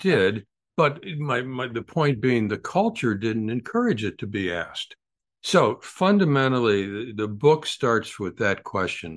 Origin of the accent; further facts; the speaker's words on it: United States; I'm an American